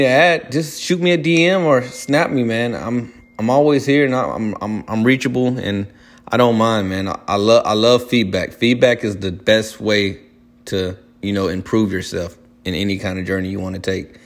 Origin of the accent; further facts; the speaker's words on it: Spartanburg, South Carolina, United States; moved away as an adult; also born or lived in Chesnee, South Carolina / Columbia, South Carolina; now in Charlotte, United States; I grew up most of my childhood and teenager lifestyle in Spartanburg, South Carolina